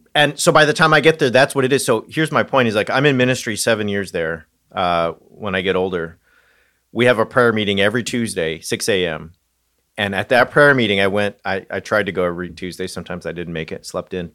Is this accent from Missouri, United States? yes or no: no; Southern California, United States; moved away; I grew up in Southern California